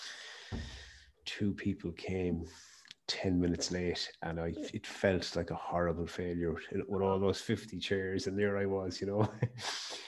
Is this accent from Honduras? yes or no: no; Mayo, Connacht, Ireland; I started my business in my hometown, and I'm from Mayo